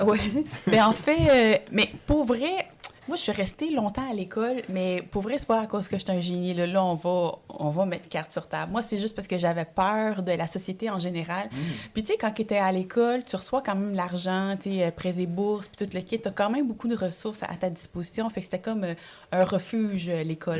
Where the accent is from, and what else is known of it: Montreal, Quebec, Canada; born or raised there; French is a second language; also born or lived in El Salvador / Ottawa